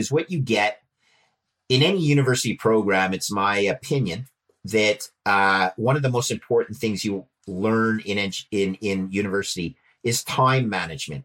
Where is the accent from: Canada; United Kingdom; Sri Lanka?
Canada; Montreal, Quebec; I grew up in Montreal and was an engineer.